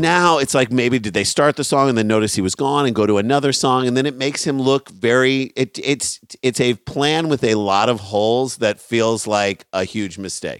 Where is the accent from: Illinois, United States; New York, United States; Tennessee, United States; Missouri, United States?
Missouri, United States; St. Louis; we're from Saint Louis